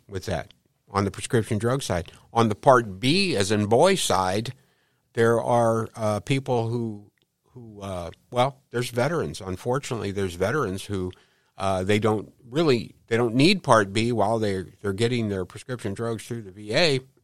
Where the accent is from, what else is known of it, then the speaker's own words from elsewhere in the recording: St. Louis, Missouri, United States; I grew up in Saint Louis, uh, right around the hill